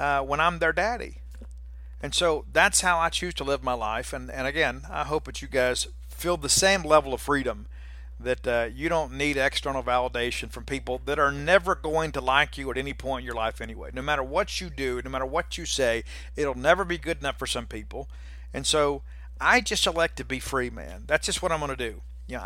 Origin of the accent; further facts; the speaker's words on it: Columbia, Mississippi, United States; Ernie and I grew up together in Columbia, Mississippi